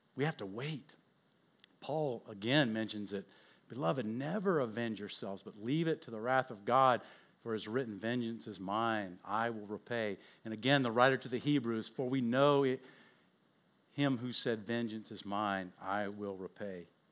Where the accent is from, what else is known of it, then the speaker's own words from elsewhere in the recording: Oakland, California, United States; I was born in Oakland